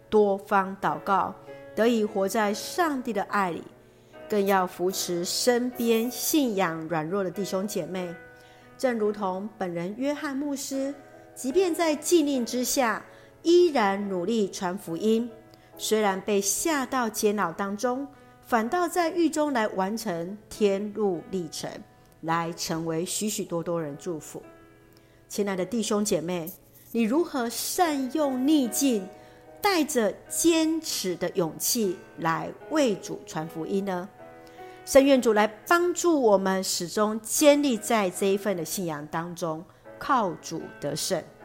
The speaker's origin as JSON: {"language": "Chinese", "country": "Taiwan", "said": "我们所爱的国家，台湾"}